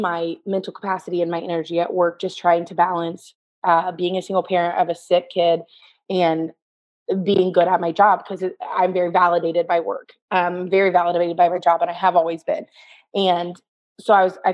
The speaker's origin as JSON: {"language": "English", "town": "Tipton", "region": "Indiana", "country": "United States", "tie": "born or raised there", "said": "I grew up in Tipton. I've lived here"}